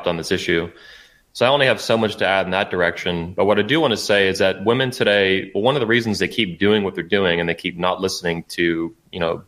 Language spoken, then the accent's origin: English; United States; as an American